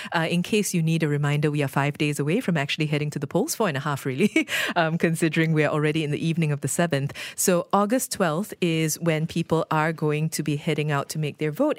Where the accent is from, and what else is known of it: Malaysia